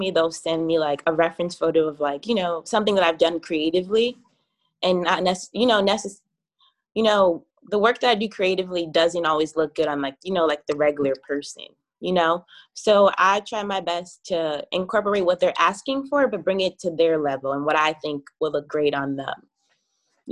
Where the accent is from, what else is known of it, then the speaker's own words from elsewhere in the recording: New York City, New York, United States; I'm from Brooklyn, New York. I reside in Flatbush area right now